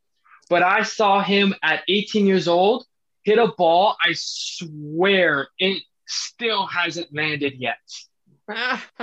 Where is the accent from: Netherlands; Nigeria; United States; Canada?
Canada; Ottawa, Ontario; when I was growing up in Ottawa playing baseball